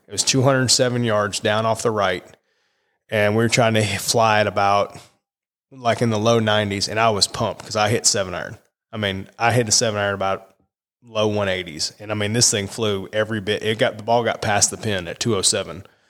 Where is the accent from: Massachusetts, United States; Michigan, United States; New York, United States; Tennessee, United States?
Massachusetts, United States; I was born in Massachusetts.